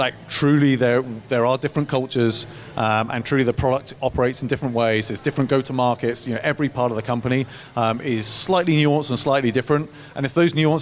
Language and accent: English; England, United Kingdom; moved away as an adult; now in United States; I'm from England